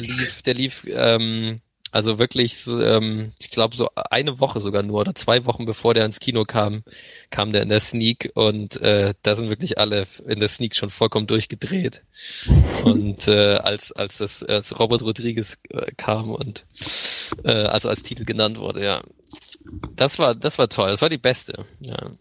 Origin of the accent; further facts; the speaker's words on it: Lübeck, Schleswig-Holstein, Germany; damals bin ich auch schon in Lübeck äh, zur Schule gegangen